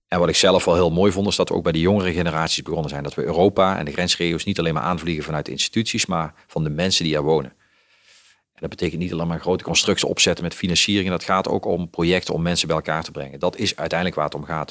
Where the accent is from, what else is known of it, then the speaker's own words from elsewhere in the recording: Limburg, Netherlands; als ik in Limburg ben, dan ben ik gewoon de Limburger